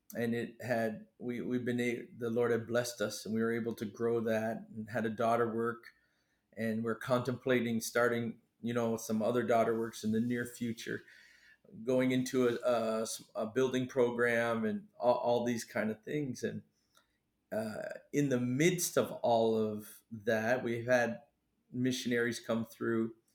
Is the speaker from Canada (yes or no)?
yes; Canada; moved away as an adult; also born or lived in Maine, United States; now in Fiji; I was born in Maine and then moved across the border to Canada, where I really grew up till and stayed there till I was 18